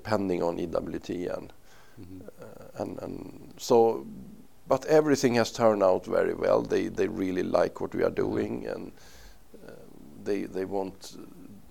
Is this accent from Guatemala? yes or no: no; Uppsala, Uppsala County, Sweden; I am from Uppsala, which is like 1 hour from Stockholm, north